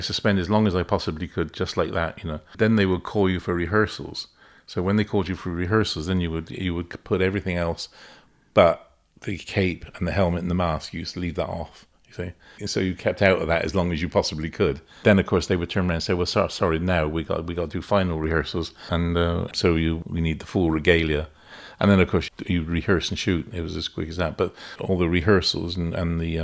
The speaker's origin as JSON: {"language": "English", "area": "West Country", "region": "South West England", "country": "United Kingdom", "accent": "West Country", "said": "my West Country accent"}